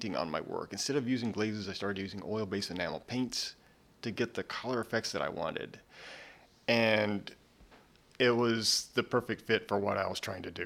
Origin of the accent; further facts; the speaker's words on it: Pratt, Kansas, United States; moved away as an adult; I grew up in Pratt, Kansas.